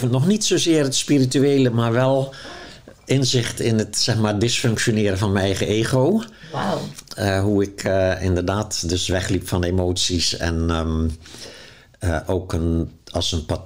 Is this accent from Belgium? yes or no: no; Zeeland, Netherlands; now in Amsterdam, Netherlands; Dus ik ben toen ook uit Zeeuws-Vlaanderen weggegaan en in Amsterdam gaan wonen.